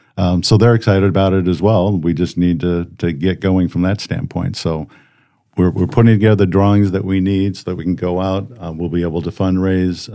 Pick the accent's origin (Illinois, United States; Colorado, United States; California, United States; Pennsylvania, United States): Colorado, United States; Colorado Springs; moved away as an adult; now in Brandon; we grew up in Colorado, Colorado Springs